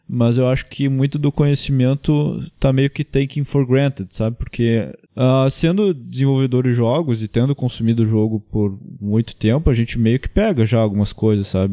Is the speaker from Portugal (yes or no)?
no; Gaúcho, Rio Grande do Sul, Brazil; eu sou gaúcho